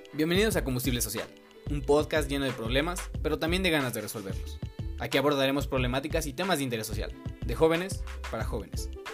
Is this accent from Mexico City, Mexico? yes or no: yes; Mexico City, Mexico; yo tengo 20 años, soy de la Ciudad de México